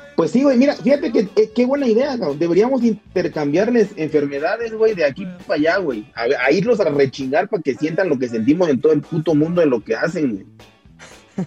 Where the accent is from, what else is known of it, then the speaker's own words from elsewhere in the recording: Tabasco, Mexico; estaba a, hora y cuarto de donde, de donde yo nací